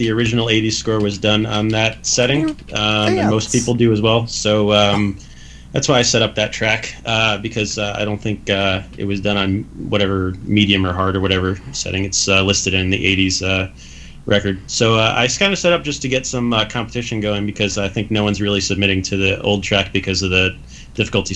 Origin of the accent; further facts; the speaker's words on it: New Jersey, United States; growing up in New Jersey